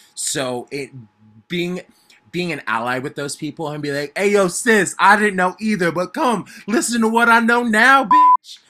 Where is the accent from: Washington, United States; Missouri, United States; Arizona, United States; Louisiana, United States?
Arizona, United States; moved away as an adult; also born or lived in New York; I was born and raised in Arizona, and I grew up as a little kid who loved theater a lot